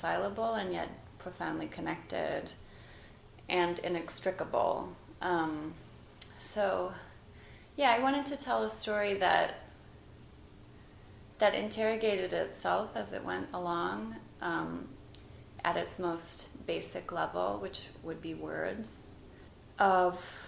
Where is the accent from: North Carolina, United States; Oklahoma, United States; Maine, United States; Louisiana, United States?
Oklahoma, United States; first language English; moved away; also born or lived in Buenos Aires; I grew up monolingual in Oklahoma